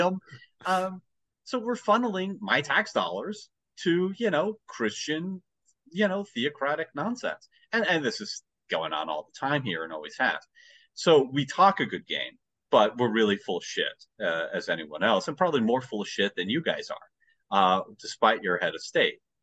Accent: United States; as an American, you know, we have our own history

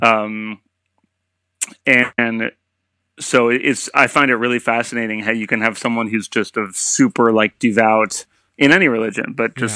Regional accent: Silver Spring, Maryland, United States; now in New York, United States; I'm from uh, a town called Silver Spring, Maryland, which mm-hmm. is just north of uh, Washington D.C. Um, and grew up there

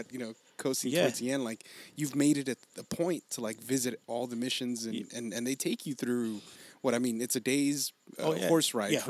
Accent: Los Angeles, California, United States; I grew up in Aliso mm-hmm. Village

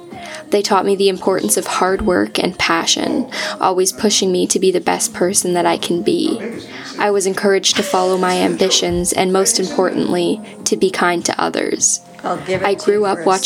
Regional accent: Georgetown, Ontario, Canada; moved away as an adult; now in Ottawa, Canada; I grew up in Georgetown, a small city just west of the GTA

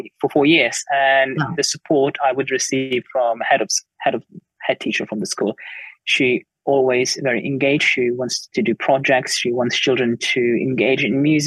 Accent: Lithuania; now in United Kingdom; obviously I work in the United Kingdom, but I was brought up in Lithuania

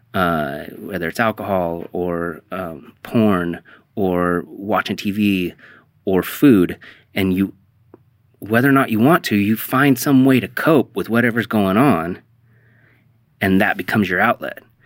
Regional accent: The Dalles, Oregon, United States; now in Portland, United States; you and I grew up in the Dalles

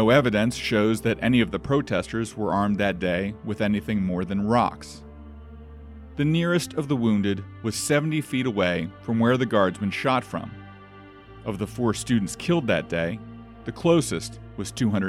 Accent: Washington, District of Columbia, United States; my hometown of Washington, D.C.

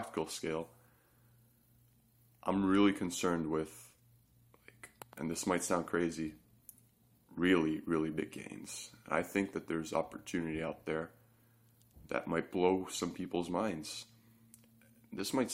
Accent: Canada; I'm Canadian

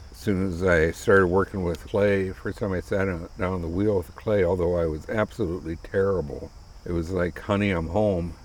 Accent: South Dakota, United States; moved away as an adult; I grew up in South Dakota

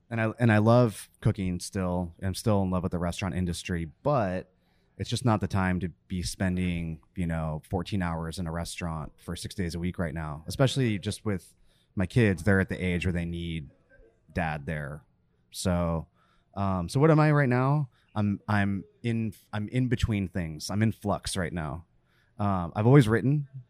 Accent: California, United States; born or raised there; also born or lived in Virginia

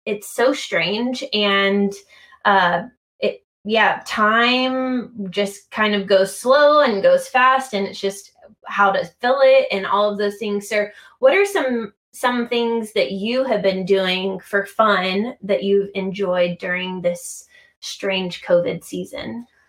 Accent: United States; accent: American; I'm American

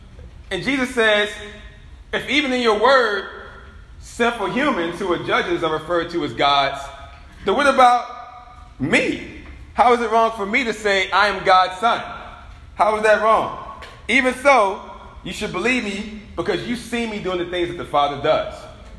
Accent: Richmond, United States; You know, I remember a long time ago, you know, I'm from Richmond.

